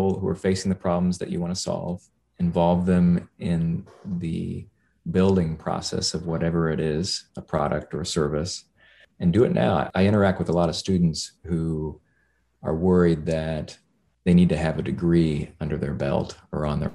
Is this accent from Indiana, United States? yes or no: yes; Indiana, United States; my home state of Indiana